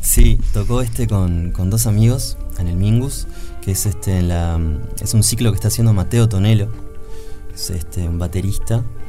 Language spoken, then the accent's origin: Spanish; Uruguay; les uruguayes